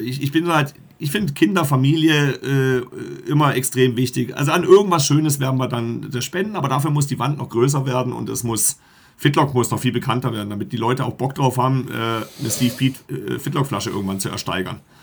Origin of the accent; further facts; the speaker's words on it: Black Forest, Baden-Württemberg, Germany; moved away as an adult; also born or lived in Egestorf, Barsinghausen, Lower Saxony; now in Barsinghausen, Germany; Wir kommen aus dem Schwarzwald